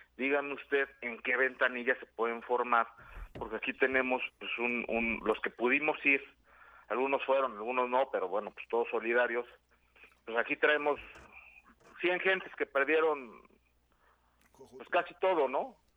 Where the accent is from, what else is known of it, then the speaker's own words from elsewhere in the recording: Yautepec, Morelos, Mexico; en mi pueblo también, en Yautepec